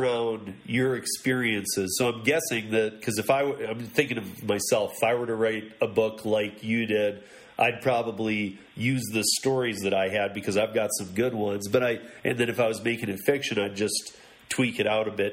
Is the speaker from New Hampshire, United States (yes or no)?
no; Michigan, United States; moved away; also born or lived in Miami; I'm from Michigan originally too. I've been out here for many years. I went to Miami for a few years after Michigan, then here, and been here since. But I'm originally from Michigan